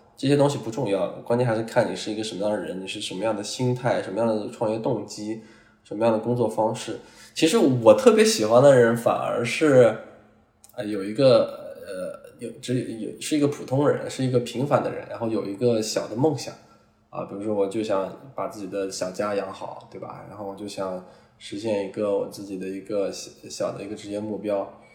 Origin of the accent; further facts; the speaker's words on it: China; 我们中国人